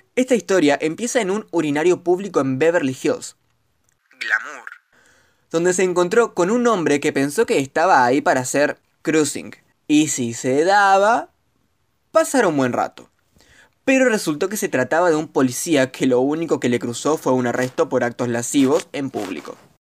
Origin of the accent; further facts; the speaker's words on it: Argentina; argentino, estudiante de comunicación social